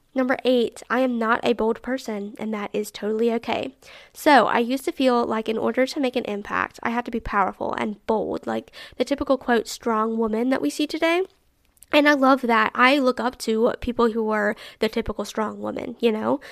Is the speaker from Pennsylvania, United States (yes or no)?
no; Alabama, United States; I'm really proud of Alabama and my particular city